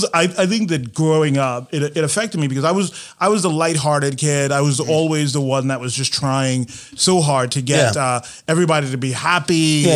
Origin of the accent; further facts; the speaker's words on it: Jersey City, New Jersey, United States; moved away as an adult; also born or lived in New York City; now in Las Vegas, United States; Originally, I was born and raised in Jersey City, New Jersey.